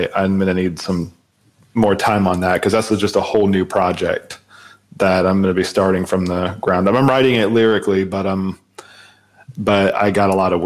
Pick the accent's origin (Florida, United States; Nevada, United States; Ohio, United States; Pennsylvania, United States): Florida, United States; Jacksonville; my hometown of Jacksonville, Florida